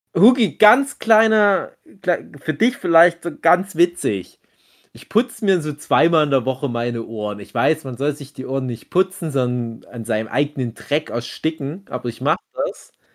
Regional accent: Erzgebirge, Saxony, Germany; bei uns im Erzgebirge, da in Burdelshausen, in Föckinghausen, in Karlsdorf

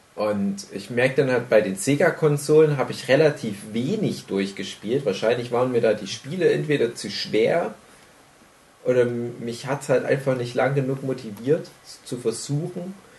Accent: Germany; bei uns in Deutschland

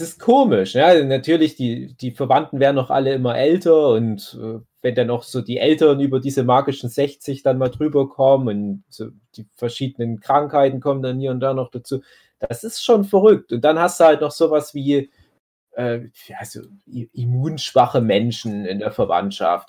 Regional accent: Erzgebirge, Saxony, Germany; auf einmal hat das Erzgebirge und halt auch mein Heimatdorf extrem erwischt

